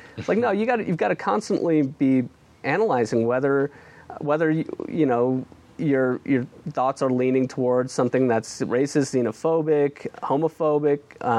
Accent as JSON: {"language": "English", "region": "Midwest", "country": "United States", "tie": "born or raised there", "said": "I grew up in a Muslim family, and we grew up in the Midwest, and, you know, my parents are you know, I wouldn't say they're extremely religious, but, you know, they're about as religious as your average Muslim"}